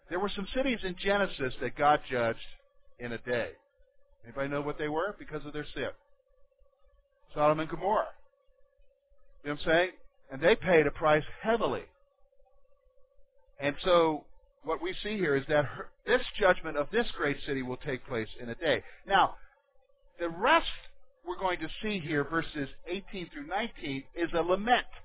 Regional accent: Berlin, Germany; born there; Some of you know that I was born in Germany. I was born in Berlin. My dad was an American soldier stationed in Berlin in the 60s. And my mother is a German.

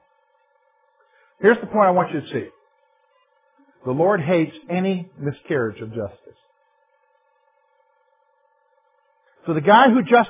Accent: South Carolina, United States; now in Pennsylvania, United States; I'm from South Carolina

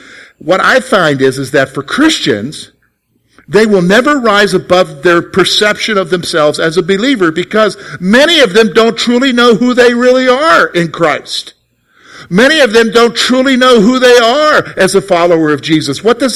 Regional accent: South Carolina, United States; also born or lived in Germany; Well, yeah, I guess you could say I'm from South Carolina, but I'm really not from South Carolina. I was born in Germany to a German mom.

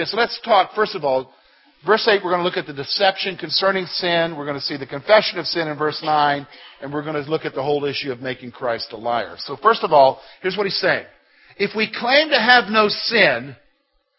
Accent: South Carolina, United States; That's my home state

